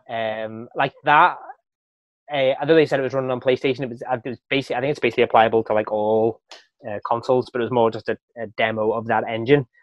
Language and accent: English; Wales, United Kingdom; moved away; growing up in Wales